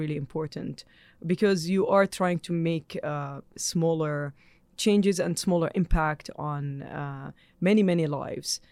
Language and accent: English; Jordan; moved away; I'm born in Jordan, I'm Jordanian